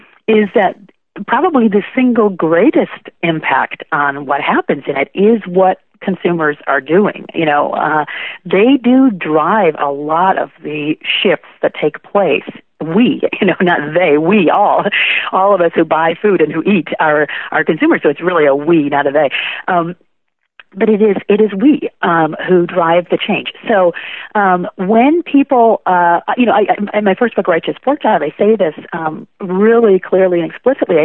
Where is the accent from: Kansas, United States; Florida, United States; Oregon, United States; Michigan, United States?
Michigan, United States; Kalamazoo; now in Northern California, United States; that community in Kalamazoo, Michigan, where I'm from